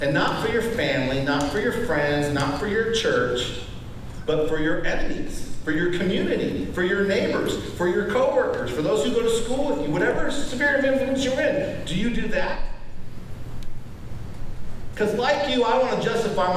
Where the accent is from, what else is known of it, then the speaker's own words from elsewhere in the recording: Wyoming, United States; I'm from Wyoming.